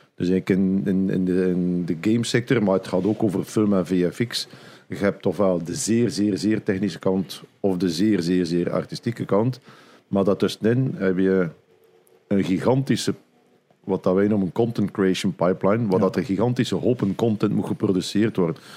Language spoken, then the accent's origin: Dutch; Flanders, Belgium; bij ons in Vlaanderen